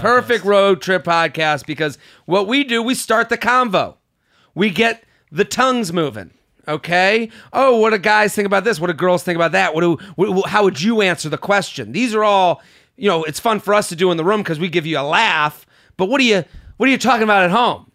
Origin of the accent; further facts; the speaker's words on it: Boston, Massachusetts, United States; moved away; So that is my hometown